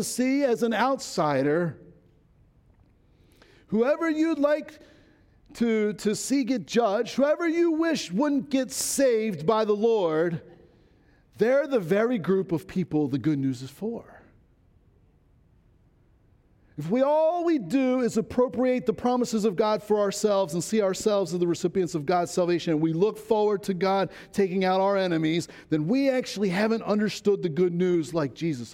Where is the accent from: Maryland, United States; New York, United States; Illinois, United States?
Maryland, United States; Baltimore County; moved away; I grew up in Baltimore County